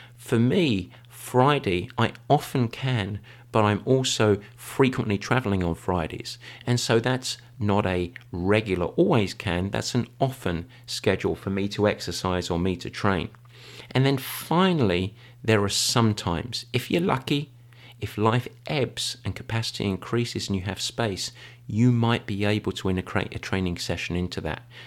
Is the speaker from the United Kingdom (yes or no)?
yes; England, United Kingdom; I am English. I was raised on afternoon English tea